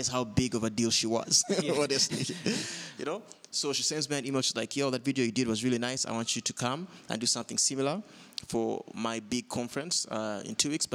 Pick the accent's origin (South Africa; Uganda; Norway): Uganda; I'm a filmmaker from Uganda